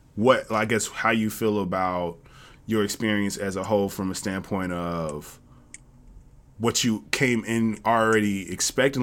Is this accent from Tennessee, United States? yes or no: yes; Jackson, Tennessee, United States; I'm from the South as well. I'm from Tennessee. And in Jackson, Tennessee